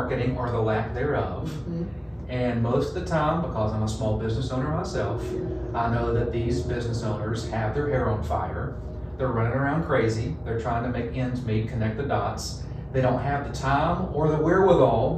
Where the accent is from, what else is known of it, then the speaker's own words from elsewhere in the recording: Central North Carolina, United States; accent: Texas; moved away as an adult; now in Virginia, United States; North Carolina, Central North Carolina, basketball crazy. I think I grew up with a basketball in my crib